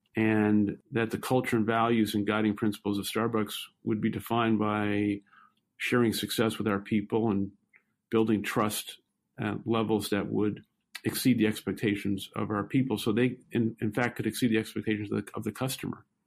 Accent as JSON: {"language": "English", "town": "New York City", "region": "New York", "country": "United States", "tie": "born or raised there", "said": "I grew up in Brooklyn, New York, and uh, lived uh, most of my young adolescent and teenage life in public housing"}